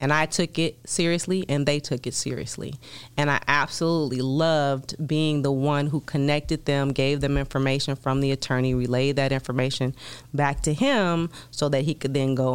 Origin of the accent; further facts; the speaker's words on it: Chicago, Illinois, United States; moved away as an adult; also born or lived in Washington, D.C.; I'm from Chicago originally.